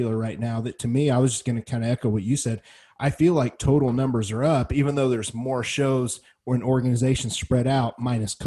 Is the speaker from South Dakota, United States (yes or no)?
no; Missouri, United States; my hometown at the Missouri State